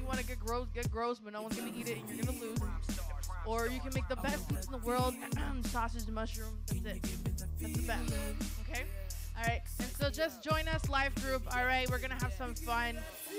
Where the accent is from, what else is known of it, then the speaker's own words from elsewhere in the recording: Chicago, Illinois, United States; I'm from Chicago over there, like the Bears.